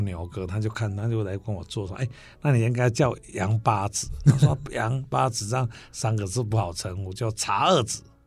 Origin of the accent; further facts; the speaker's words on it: Mingjian, Nantou County, Taiwan; also born or lived in Taichung; 那大家可以过去民间多买一点茶，那我的家乡好